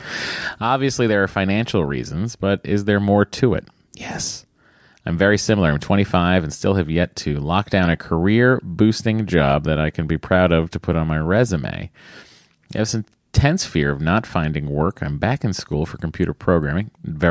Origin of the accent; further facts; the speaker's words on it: Connecticut, United States; I'm from Connecticut. Oh, well, very close to Westport.